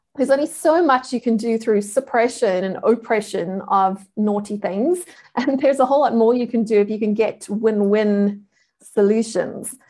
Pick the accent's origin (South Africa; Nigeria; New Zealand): South Africa; I am a South African.